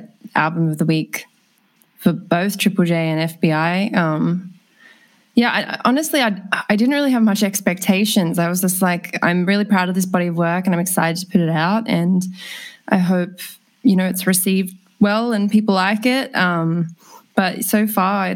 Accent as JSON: {"language": "English", "town": "Sydney", "region": "New South Wales", "country": "Australia", "tie": "born or raised there", "said": "I grew up just in Petersham down the road"}